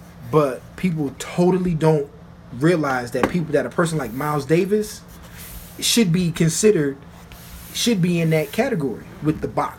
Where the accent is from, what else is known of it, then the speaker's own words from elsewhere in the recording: Germany; also born or lived in Japan; I'm coming from Germany, which in the throngs of history was still kind of a, I won't say new society